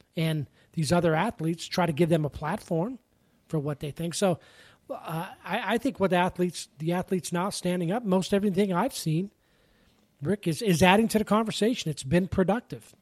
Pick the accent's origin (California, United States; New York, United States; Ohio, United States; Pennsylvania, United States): Pennsylvania, United States; moved away; growing up in Pennsylvania